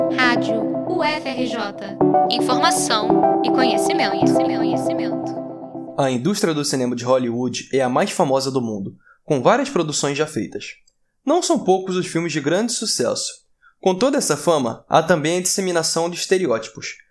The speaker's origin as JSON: {"language": "Portuguese", "country": "Brazil"}